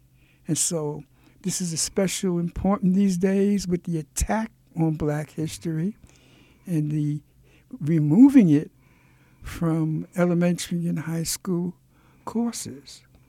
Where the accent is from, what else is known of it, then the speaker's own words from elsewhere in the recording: New York City, New York, United States; growing up in Brooklyn, right here in the Marcy Projects.